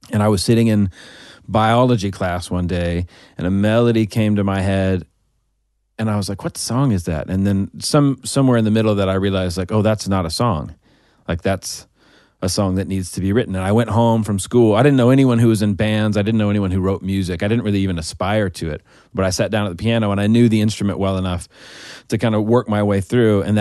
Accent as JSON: {"language": "English", "region": "Arkansas", "country": "United States", "tie": "born or raised there", "also_born_or_lived": "Oklahoma", "said": "and I moved to Arkansas when I was five. But I grew up in in Arkansas."}